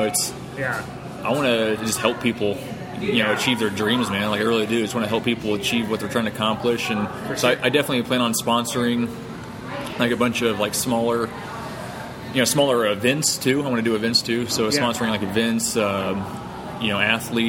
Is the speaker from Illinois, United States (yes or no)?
yes; Central Illinois, United States; I'm from Central Illinois, but I lived in Southern Illinois at the time